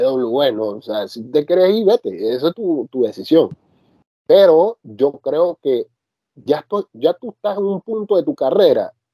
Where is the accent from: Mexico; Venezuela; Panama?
Panama; now in France; yo como panameño me siento orgulloso de haber nacido en la misma tierra de él